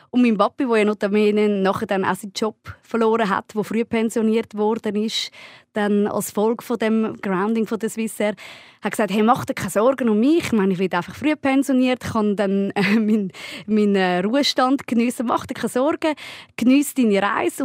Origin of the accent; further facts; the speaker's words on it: Kloten, Zurich, Switzerland; ich bin in Kloten aufgewachsen.